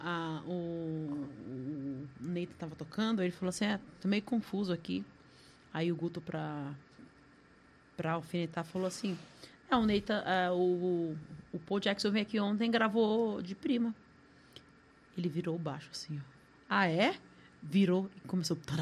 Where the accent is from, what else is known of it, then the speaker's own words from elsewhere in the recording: Brazil; eu sou brasileira